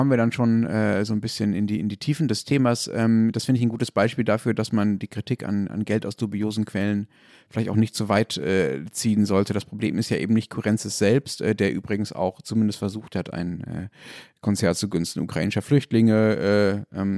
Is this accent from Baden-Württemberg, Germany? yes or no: no; Dortmund, North Rhine-Westphalia, Germany; Ich würde nämlich dann gerne als äh, Dortmunder die Chance nutzen oder hätte die Chance gern genutzt, ein bisschen auf Schalke zu schimpfen